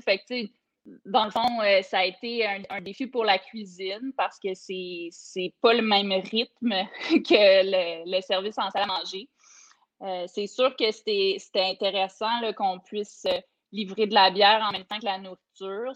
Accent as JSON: {"language": "French", "town": "Coaticook", "region": "Quebec", "country": "Canada", "tie": "born or raised there", "said": "j'ai grandi là, à Quaticook"}